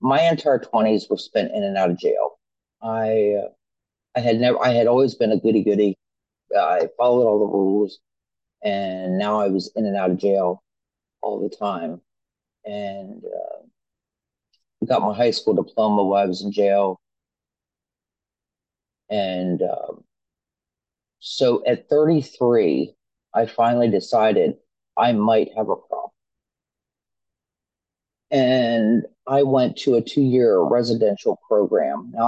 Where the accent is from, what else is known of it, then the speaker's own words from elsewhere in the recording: Pennsylvania, United States; I'm from Pennsylvania. I'm born and raised here